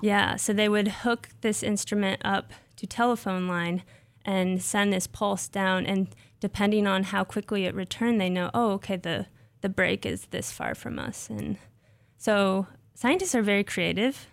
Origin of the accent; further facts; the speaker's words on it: Nebraska, United States; moved away as an adult; also born or lived in Ohio; I grew up in Nebraska.